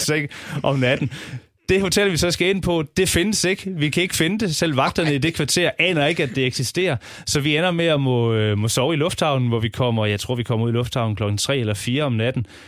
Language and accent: Danish; Southern Jutland, Southern Denmark, Denmark; jeg er fra Sønderjylland